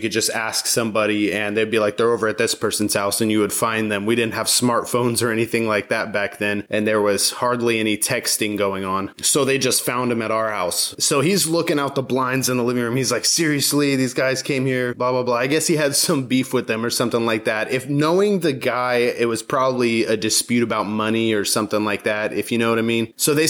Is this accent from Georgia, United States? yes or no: yes; Georgia, United States; And I call it my hometown, but I lived all over the world when I was growing up. But the place that I spent the most time in my teen years, I call my hometown. It's a town in Georgia.